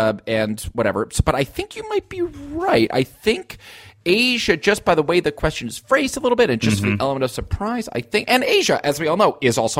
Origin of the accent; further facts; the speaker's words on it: United States; Yeah, I think as an American